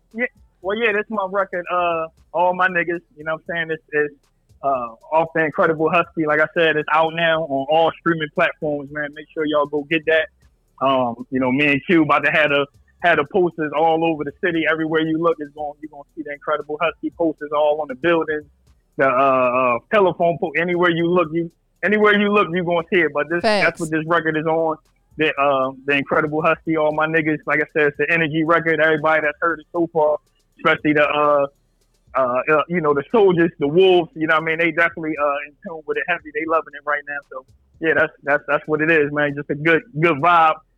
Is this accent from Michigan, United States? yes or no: no; Philadelphia, Pennsylvania, United States; I'm from Philly